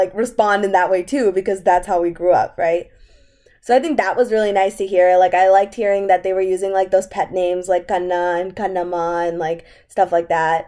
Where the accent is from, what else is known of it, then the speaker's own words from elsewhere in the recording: United States; we are American as much as we are Indian